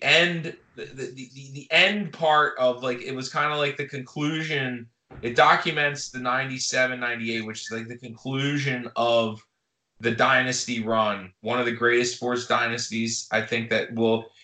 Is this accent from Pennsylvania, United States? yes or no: yes; Philadelphia, Pennsylvania, United States; growing up in Philly as a basketball fan in the 90s